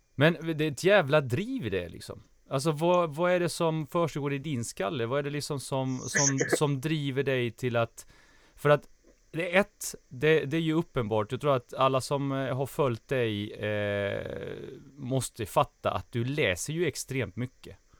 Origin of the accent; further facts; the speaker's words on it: Småland, Sweden; jag växte upp i, i Småland